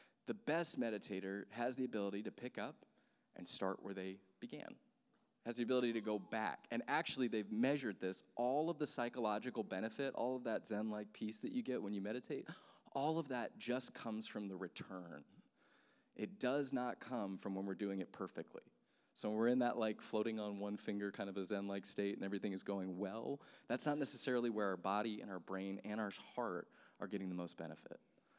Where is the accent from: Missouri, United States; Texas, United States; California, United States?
Texas, United States; born there; also born or lived in South Carolina / Sacramento / Amsterdam / New York; I remember I grew up moving all over the place. My dad was a missionary, and so I was born in Texas, and then we moved to South Carolina, then we moved to Sacramento, then we moved to Amsterdam, then we moved to New York